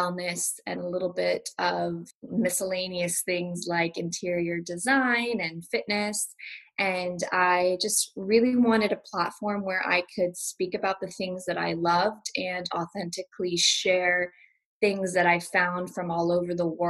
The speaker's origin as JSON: {"language": "English", "town": "Malibu", "region": "California", "country": "United States", "tie": "born or raised there", "also_born_or_lived": "Beverly Hills", "said": "I grew up in LA. I grew up in Malibu"}